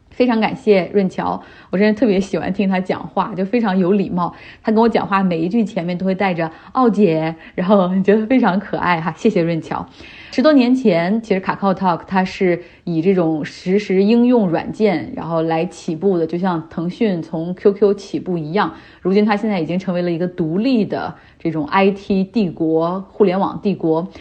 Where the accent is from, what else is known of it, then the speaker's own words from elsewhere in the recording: China; now in North America; 韩国人和我们中国人很像